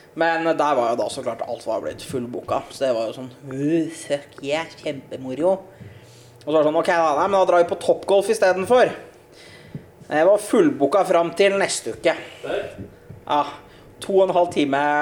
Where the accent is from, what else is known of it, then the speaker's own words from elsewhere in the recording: Norway; also born or lived in Bø; hjemme i, hjemme i Norge